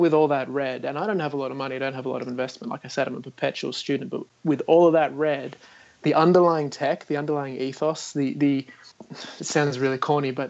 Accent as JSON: {"language": "English", "country": "Australia", "said": "I'm Australian"}